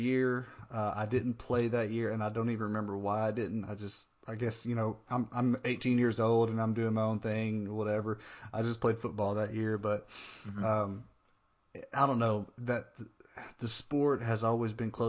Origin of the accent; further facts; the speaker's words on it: Northeast Arkansas, United States; I grew up in Northeast Arkansas, and most people there were Cardinals fans because it's kind of close to St. Louis.